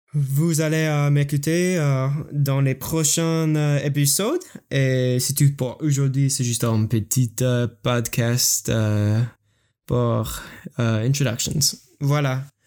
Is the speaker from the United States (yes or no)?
yes; United States; French is a second language; also born or lived in Michigan; Je suis américain. Je suis étudiant aux États-Unis. J'habite en Michigan